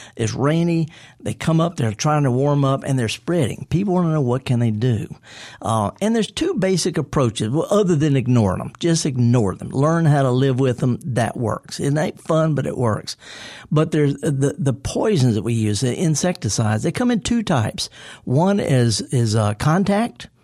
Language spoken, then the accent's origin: English; Mississippi Delta, United States; I'm from the Delta